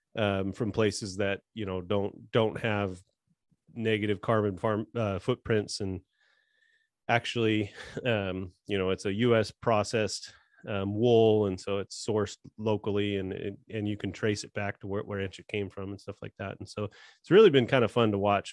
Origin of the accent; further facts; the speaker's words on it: California, United States; I was born and raised in California.